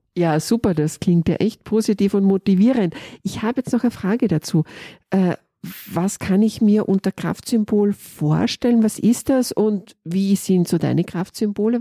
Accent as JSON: {"language": "German", "country": "Austria", "said": "Ich komme aus Österreich."}